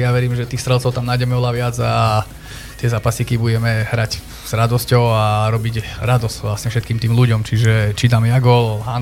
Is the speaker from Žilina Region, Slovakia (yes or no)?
yes; Liptovský Mikuláš, Žilina Region, Slovakia; also born or lived in Kazakhstan; pochádzam z Mikuláša, tam som sa aj narodil